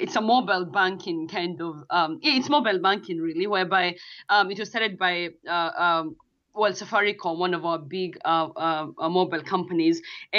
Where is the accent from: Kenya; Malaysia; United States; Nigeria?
Kenya; moved away; I'm from Kenya, and you know, I come from the village, and I did leave the village at one point, I guess. I was one of those that left the village.